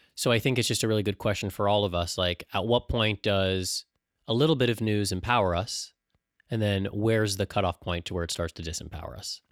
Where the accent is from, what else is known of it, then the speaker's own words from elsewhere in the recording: San Diego, California, United States; growing up in San Diego